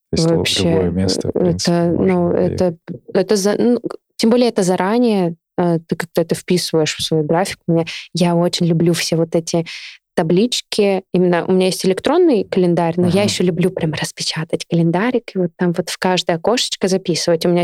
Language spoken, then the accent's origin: Russian; Novosibirsk, Novosibirsk Oblast, Russia; Я из Академгородка. Я жила в лесу 23 года.